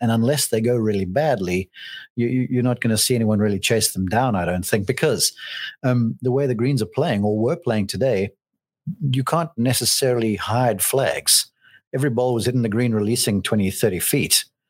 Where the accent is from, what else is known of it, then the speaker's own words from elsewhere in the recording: South Africa; I would lean towards the two Australians, even though I'm South African deep down.